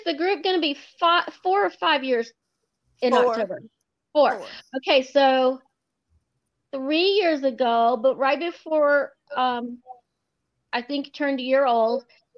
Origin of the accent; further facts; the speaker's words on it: Texas, United States; I'm from Texas